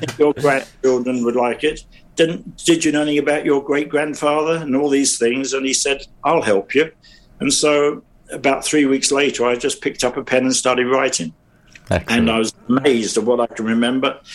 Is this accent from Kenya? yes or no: no; London, United Kingdom; born or raised there